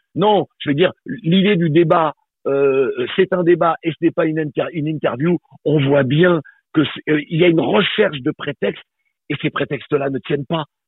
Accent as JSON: {"language": "French", "country": "Guadeloupe", "said": "je suis guadeloupéen, je suis africain de la Caraïbe et de la Guadeloupe"}